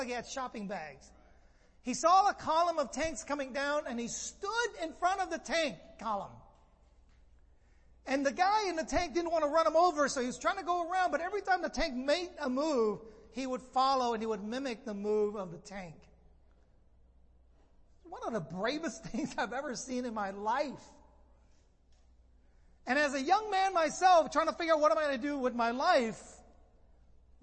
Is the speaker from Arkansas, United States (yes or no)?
no; San Francisco, California, United States; moved away as an adult; now in Los Angeles, United States; I grew up in the Bay Area in San Francisco